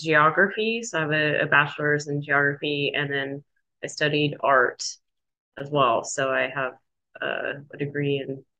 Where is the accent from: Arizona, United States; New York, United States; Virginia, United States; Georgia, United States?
Arizona, United States; Flagstaff; Growing up in Flagstaff, I knew about the Forest Service and I knew about the hotshots.